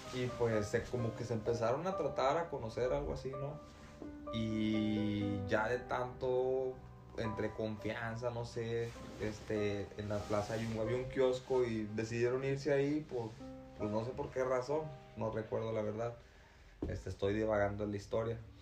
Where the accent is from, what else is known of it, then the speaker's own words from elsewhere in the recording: Tamaulipas, Mexico; de donde yo soy, que es de Tamaulipas